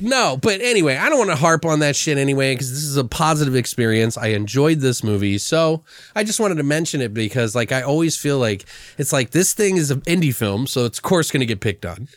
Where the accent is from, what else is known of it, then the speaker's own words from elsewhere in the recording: Maryland, United States; I'm from Maryland